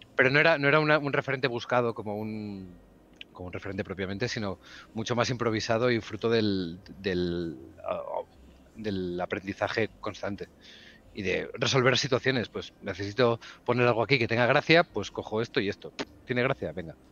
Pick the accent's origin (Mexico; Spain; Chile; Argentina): Spain; Barcelona, Catalonia; also born or lived in Huesca; yo nací en Huesca, ah. eh, la, capital, la capital mundial, pero vivo en, vivo en Barcelona desde que tengo 5 o 6 años